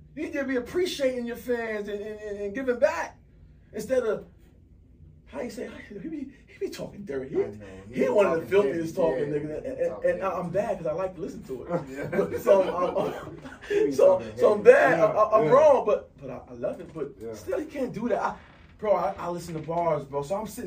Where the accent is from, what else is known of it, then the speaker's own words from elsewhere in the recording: North New Jersey, United States; I'm from North New Jersey